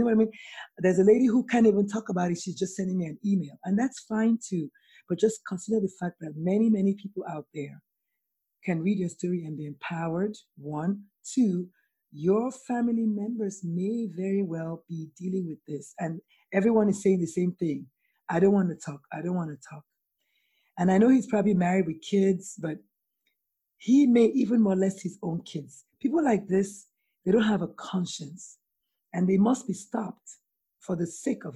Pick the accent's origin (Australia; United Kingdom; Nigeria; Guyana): Nigeria; now in United States; I'm Nigerian and I live in America